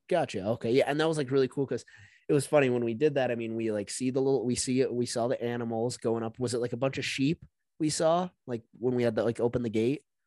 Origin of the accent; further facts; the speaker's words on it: United States; also born or lived in Montana / North Dakota; growing up in Montana, North Dakota